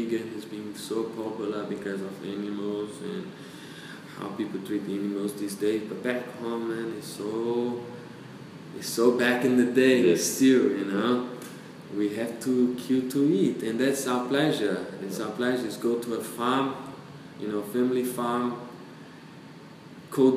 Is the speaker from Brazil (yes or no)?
yes; Brazil; moved away as an adult; also born or lived in New Zealand; I come from South America, I come from Brazil, countryside where we eat lots of meat, you know, organic. My father killed normally the chicken, the pork. So I grew up, you know, the fruit from the tree